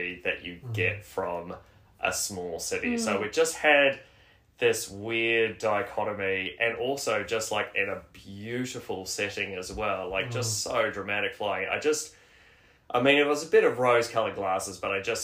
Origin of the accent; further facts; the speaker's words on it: Australia; moved away as an adult; also born or lived in New Zealand; now in Wellington, New Zealand; I was born in New Zealand, but I grew up in Australia. And I moved here in 2016.